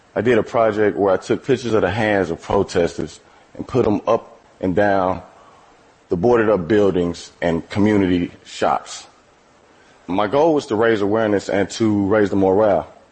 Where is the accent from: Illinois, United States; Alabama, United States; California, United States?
Illinois, United States; East St. Louis; I'm from East St. Louis, Illinois. That's a small city across the Mississippi River from St. Louis, Missouri. I have lived in and around St. Louis my entire life